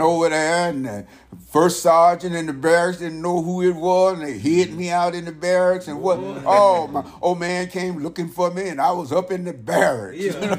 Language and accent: English; Verdun, Grand Est, France; also born or lived in Frankfurt, Germany; I was from Verdun, France, from Frankfurt, Germany.